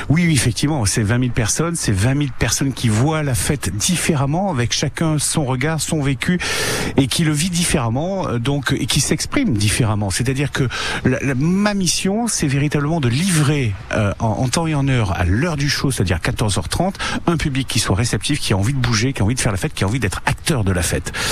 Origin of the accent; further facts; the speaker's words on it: Nice, Provence-Alpes-Côte d'Azur, France; Je suis niçois, je suis niçois.